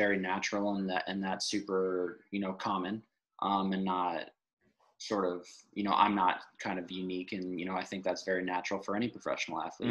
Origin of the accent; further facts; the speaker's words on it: Rockville, Maryland, United States; moved away; also born or lived in Texas; growing up in Rockville, Maryland